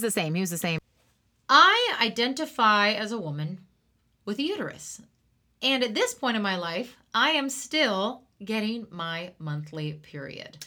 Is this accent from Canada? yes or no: yes; Brownlee, Saskatchewan, Canada; moved away; I went to school in Brownlee.